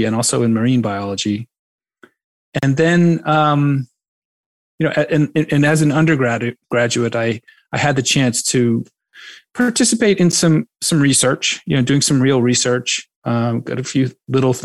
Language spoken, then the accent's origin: English; Duxbury, Massachusetts, United States; I am originally from the South Shore, a little town called Duxbury, which is on Cape Cod Bay